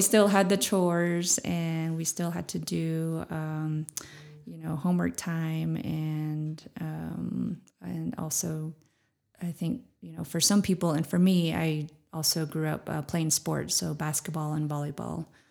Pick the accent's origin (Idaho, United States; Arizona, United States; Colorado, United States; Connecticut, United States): Arizona, United States; Shanto; also born or lived in Flagstaff, Arizona; I grew up in Shantou and, um, also here in Flagstaff as well. So kind of a split between both places